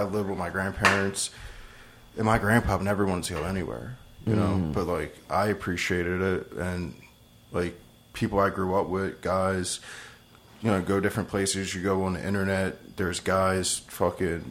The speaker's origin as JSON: {"language": "English", "country": "United States", "said": "I'm from America."}